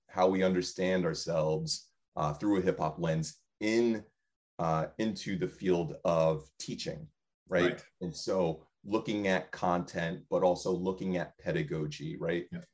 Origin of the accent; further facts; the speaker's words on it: West Haven, Connecticut, United States; I grew up in West Haven, but I didn't grow up in a predominantly white space.